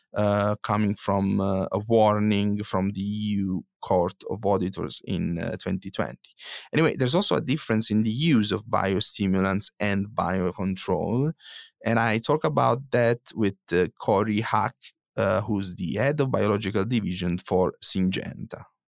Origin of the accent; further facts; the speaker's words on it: Italy; moved away; my home country, Italy